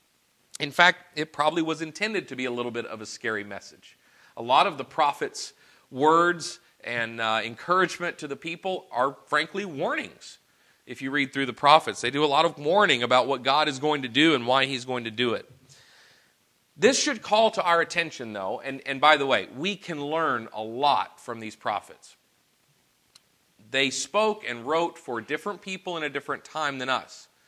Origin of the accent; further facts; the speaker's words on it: Arkansas, United States; Growing up in Arkansas